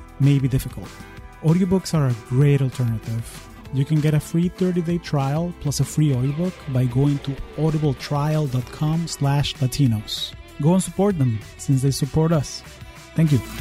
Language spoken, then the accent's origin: English; Caracas, Capital District, Venezuela; now in United States; I am originally from Caracas, Venezuela, and I've been calling the U.S. home for the last 20 years.